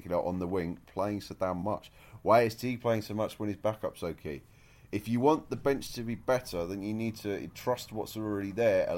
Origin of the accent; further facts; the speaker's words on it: United Kingdom; accent: British; as a British man, you can tell from the accent